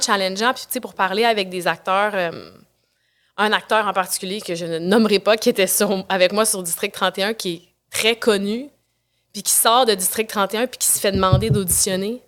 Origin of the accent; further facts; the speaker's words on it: Quebec City, Quebec, Canada; je viens de Québec. J'étais à, Québec, à l'École de danse de Québec